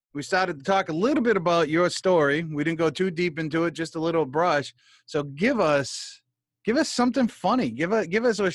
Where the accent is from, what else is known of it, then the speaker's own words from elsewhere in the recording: New England, United States; I'm from New England. We mispronounce words.